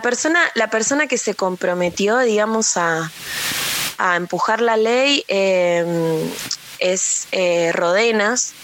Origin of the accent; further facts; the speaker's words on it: Argentina; los 45 millones de habitantes que somos Argentina